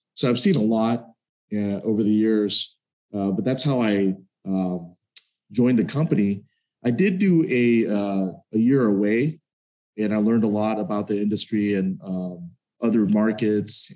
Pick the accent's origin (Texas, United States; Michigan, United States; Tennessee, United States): Texas, United States; Dallas; moved away; I grew up in Dallas, Texas